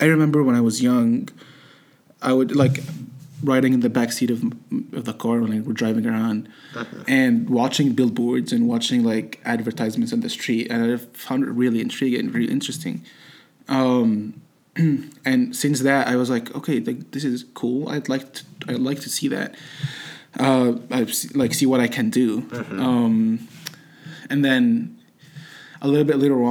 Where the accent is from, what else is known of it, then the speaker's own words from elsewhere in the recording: Egypt; English is a second language; moved away as an adult; now in United States; I've been born and raised in Egypt. I came here when I was 19.